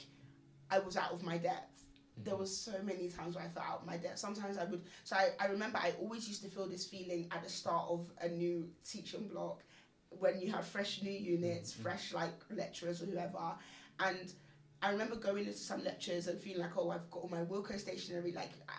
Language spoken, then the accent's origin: English; London, United Kingdom; moved away as an adult; I grew up in London.